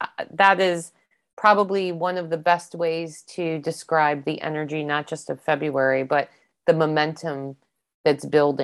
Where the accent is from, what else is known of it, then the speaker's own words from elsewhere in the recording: East Coast, United States; I don't know what they call them here because they're not the squirrels I grew up with on the East Coast